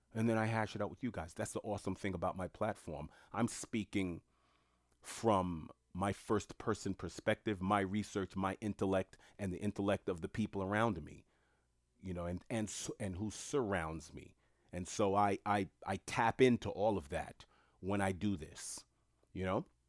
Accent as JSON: {"language": "English", "town": "New York City", "region": "New York", "country": "United States", "said": "I'm from New York City."}